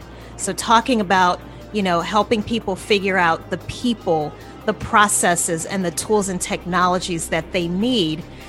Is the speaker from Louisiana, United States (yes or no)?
yes; Louisiana, United States; moved away as an adult; also born or lived in New Orleans; now in Atlanta, United States; I'm from Louisiana originally